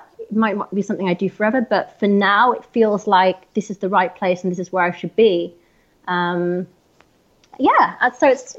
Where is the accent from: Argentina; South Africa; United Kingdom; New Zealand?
United Kingdom; Harrogate, Yorkshire and the Humber; It's a town called Harrogate in North Yorkshire.